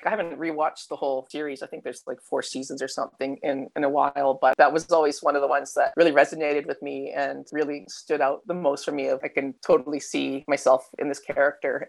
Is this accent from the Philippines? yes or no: no; Canada; accent: Canadian; now in Melbourne, Australia; You can tell by the accent, though, I'm like Canadian. So, I mean, I'm Aussie by citizenship now, but I'm um, originally from Canada